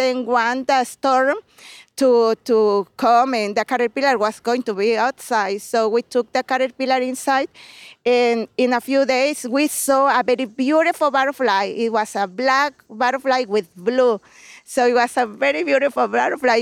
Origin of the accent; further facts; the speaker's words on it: Puebla, Mexico; English is a second language; moved away as an adult; now in Chicago, United States; I'm from Puebla.